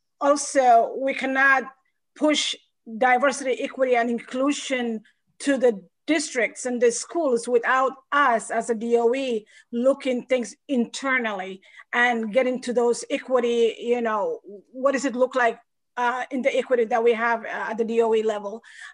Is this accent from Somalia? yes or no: yes; Somalia; also born or lived in Atlanta, Georgia, United States; now in Maine, United States; I am originally from Somalia, East Africa. I lived in the United States almost 30 years. I lived first in Atlanta, Georgia, and moved to Maine back in 2005.